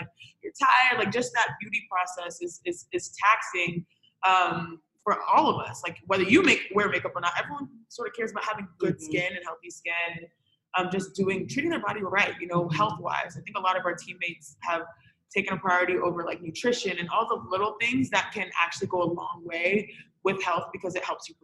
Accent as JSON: {"language": "English", "country": "United States", "tie": "born or raised there", "said": "My parents are born and raised in Nigeria, and everyone behind them born and raised in Nigeria. We're the first generation born in America"}